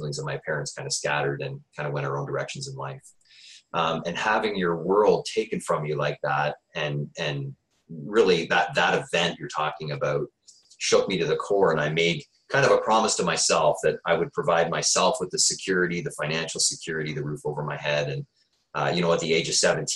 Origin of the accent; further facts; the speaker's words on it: Peterborough, Ontario, Canada; now in Waterloo, Canada; I grew up in Ontario Housing in Peterborough.